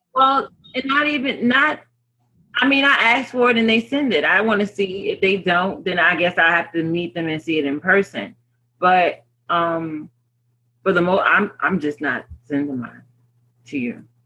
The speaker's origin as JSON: {"language": "English", "town": "New York City", "region": "New York", "country": "United States", "said": "I'm a New Yorker."}